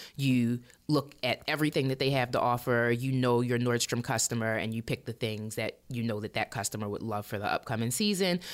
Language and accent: English; Baltimore, Maryland, United States; I am from Baltimore. I was uh, born and raised in Baltimore City and County